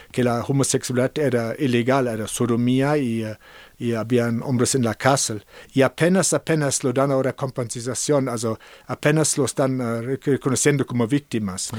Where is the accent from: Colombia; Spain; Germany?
Germany; Cologne, North Rhine-Westphalia; Spanish is a second language; moved away as an adult; also born or lived in San Francisco; now in San Miguel de Allende, Mexico; yo soy alemán, yo nací en Colonia, Alemania